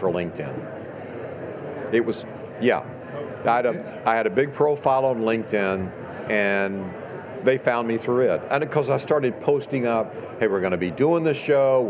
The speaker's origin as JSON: {"language": "English", "region": "East Texas", "country": "United States", "tie": "born or raised there", "said": "I grew up in East Texas in a big horse family"}